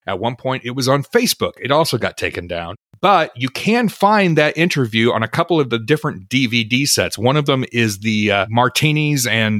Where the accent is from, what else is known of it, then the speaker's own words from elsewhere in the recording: Melbourne, Victoria, Australia; I am from Melbourne, Australia.